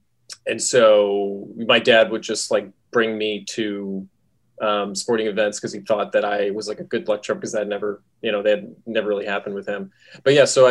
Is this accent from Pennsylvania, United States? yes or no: no; Schenectady, New York, United States; I grew up in upstate New York. I grew up in Schenectady, New York.